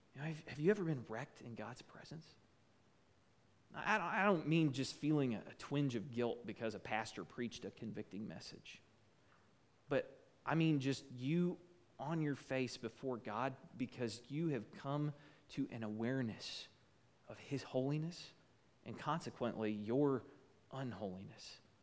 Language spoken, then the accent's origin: English; United States; as an American